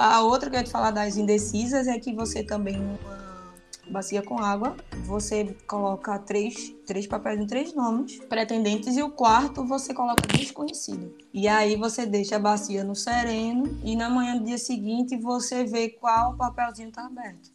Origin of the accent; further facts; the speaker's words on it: Recife, Pernambuco, Brazil; sou recifense